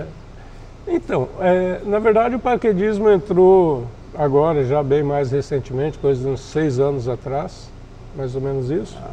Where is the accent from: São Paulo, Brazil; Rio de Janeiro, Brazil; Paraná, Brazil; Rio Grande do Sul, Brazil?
Paraná, Brazil; interior of; also born or lived in Quarto Centenário / Santa Helena / São José das Palmeiras; now in Foz do Iguaçu, Brazil; eu sou nascido em 67, no interior do Paraná, uma cidadezinha bem pequena, quarto centenário. Daí fui migrando ainda pela região interiorana, Santa Helena, São José do. São José, São José do das Palmeiras, do aqui, né? Do Ouro Trataria. Catarina. É. E até cheguei em Foz em 79.